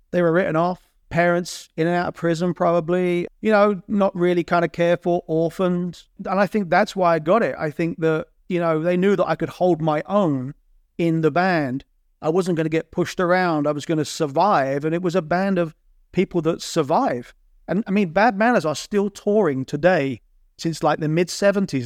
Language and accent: English; Borehamwood, East of England, United Kingdom; moved away as an adult; also born or lived in Kansas City, United States; now in United States; my Boron Wood friends where I grew up in Boron Wood